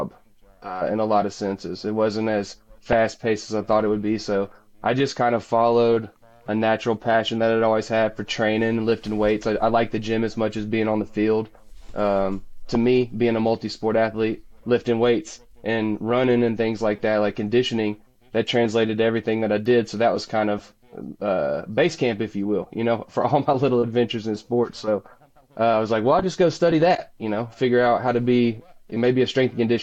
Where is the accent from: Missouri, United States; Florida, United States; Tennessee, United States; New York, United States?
Tennessee, United States; Memphis; I grew up in Memphis, Tennessee, and if you live there, you hunt and you fish